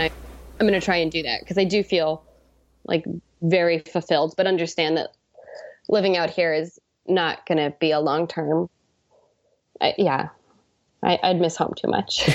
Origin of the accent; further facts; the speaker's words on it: Washington, United States; moved away; coming from Washington to wanna work for my home state senator